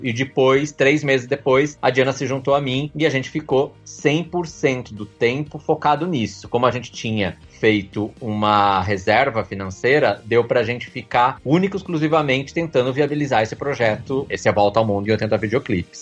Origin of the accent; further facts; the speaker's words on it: Piracicaba, São Paulo, Brazil; accent: caipira; moved away as an adult; now in São Paulo, Brazil; Eu sou caipira, eu sou de Piracicaba, no interior de São